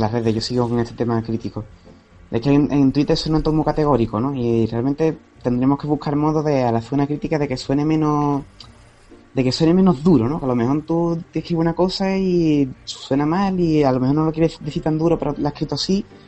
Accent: Cádiz, Andalusia, Spain; Yo soy de Cádiz

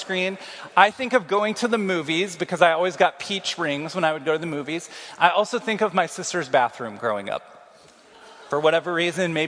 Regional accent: Kansas City, United States; moved away as an adult; now in Iowa City, United States; I'm from Kansas City.

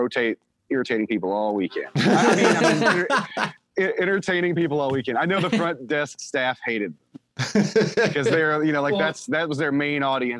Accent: Bowling Green, United States; I'm from Bowling Green and was in a bands for many bands for years in Bowling Green

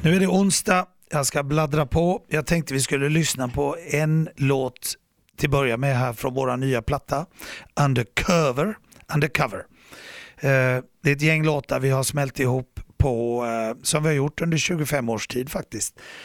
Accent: Gothenburg, Västra Götaland, Sweden; jag är en hissingsbo. Jag växte upp här i Göteborg.

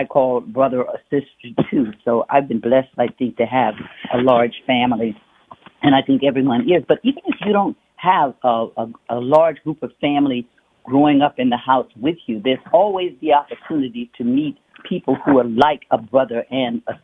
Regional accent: Alexandria, Louisiana, United States; moved away; my hometown down there in Louisiana about the riots and all in Alexandria, Louisiana

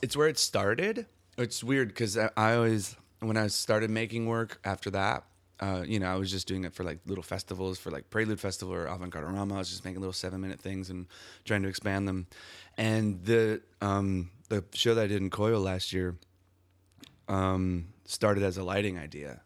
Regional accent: Milwaukee, Wisconsin, United States; I'm from Milwaukee, Wisconsin

